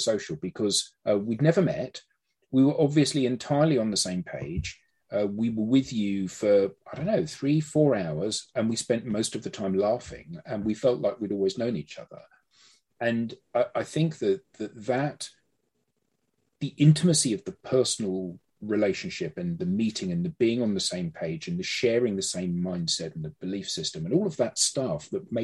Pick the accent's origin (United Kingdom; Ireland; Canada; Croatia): United Kingdom; I haven't got an accent really, have I? Because I'm British.